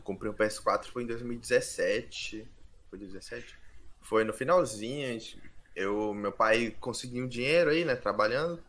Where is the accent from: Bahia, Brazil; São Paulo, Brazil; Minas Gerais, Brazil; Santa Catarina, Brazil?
São Paulo, Brazil; Guarujá; Eu sou do litoral de São Paulo, sou do Guarujá